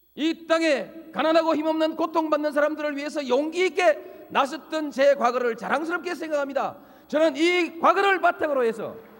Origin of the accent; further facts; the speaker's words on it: Yeongnam, South Korea; 제 고향 영남을 지켰습니다